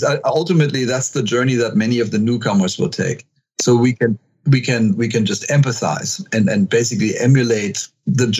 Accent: Germany; also born or lived in Texas; now in Seattle, United States; we're both from Germany

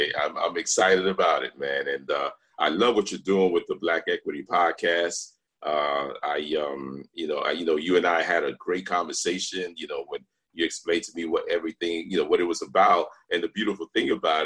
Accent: New York City, New York, United States; also born or lived in Brooklyn, New York; raised in the South Bronx

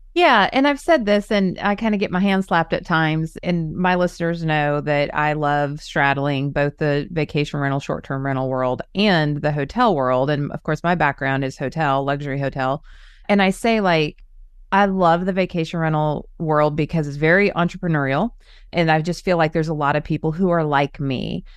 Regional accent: Orange County, California, United States; moved away; I grew up in Orange County

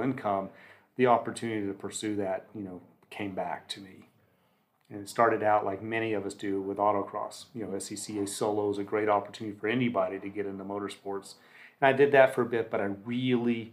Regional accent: Southeast, United States; I grew up in the Southeast where NASCAR was a big deal

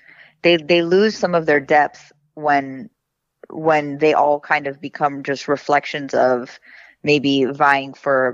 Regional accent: Miami, Florida, United States; also born or lived in Lebanon; even though I grew up in America

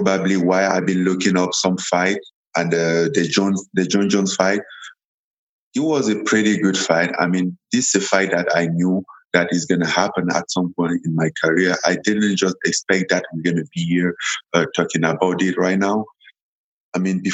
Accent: Cameroon; English is a second language; moved away as an adult; also born or lived in France; now in Las Vegas, United States; I'm from Cameroon. Born and raised in Cameroon.

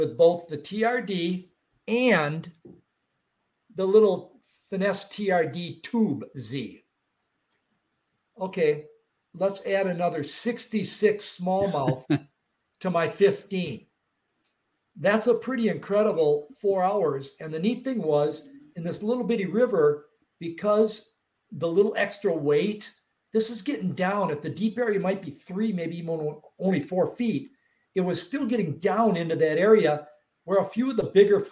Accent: Wisconsin, United States; I'm from Wisconsin

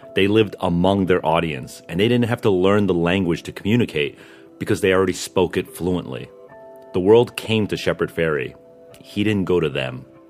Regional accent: Northeast, United States; I grew up in the Northeast

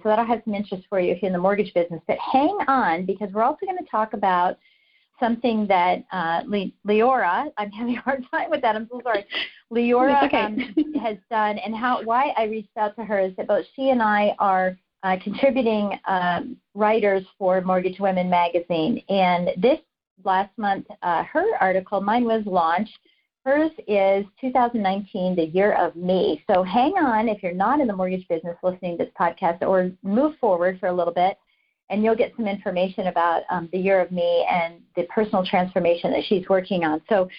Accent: Colorado Springs, Colorado, United States; knowing that I came from Colorado Springs, Colorado, which is just filled with all kinds of military people

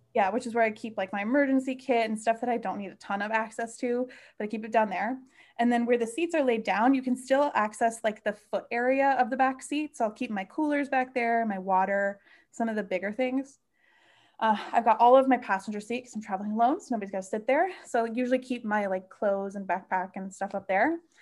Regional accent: Midwest, United States; moved away; growing up in the Midwest, road tripping is, like, a way of life

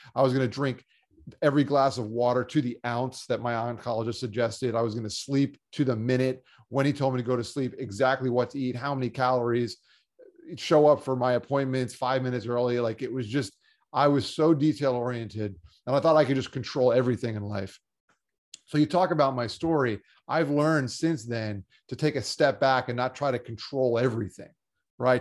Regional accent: South Florida, United States; also born or lived in Long Island, New York; Grew up down here in South Florida playing sports and going to school

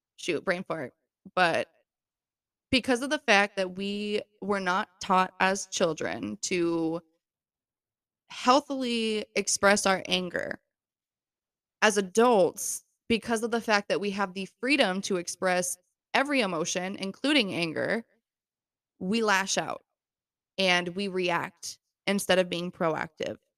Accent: Florida, United States; moved away as an adult; now in New York, United States; I was born and raised in Florida

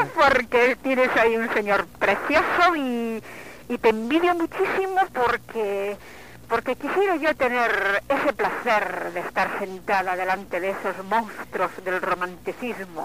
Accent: Cuba; yo soy cubana

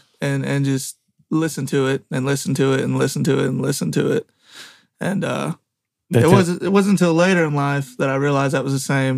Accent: Morton's Gap, Kentucky, United States; Morton's Gap, Kentucky.

